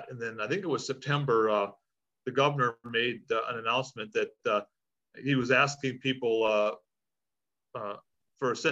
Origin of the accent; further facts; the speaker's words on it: Michigan, United States; now in Hawaii, United States; I was born and raised in Michigan